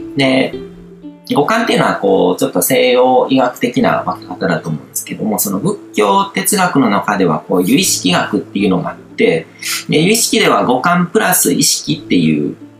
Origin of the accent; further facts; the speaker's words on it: Japan; 日本に生まれ育った